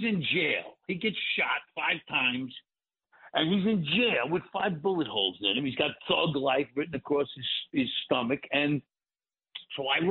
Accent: New York City, New York, United States; moved away as an adult; also born or lived in Hollywood; I grew up in Brooklyn in the 50s and 60s

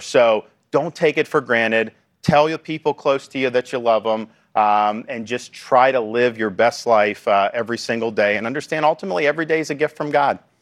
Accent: Florida, United States; my home state of Florida

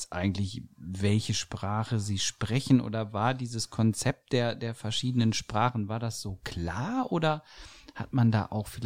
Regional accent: Lower Saxony, Germany; Ich komme ja auch aus Niedersachsen.

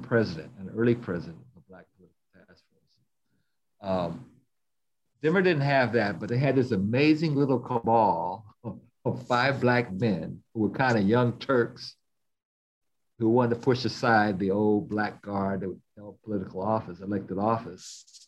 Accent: Denver, Colorado, United States; now in Boston, United States; my hometown of Denver

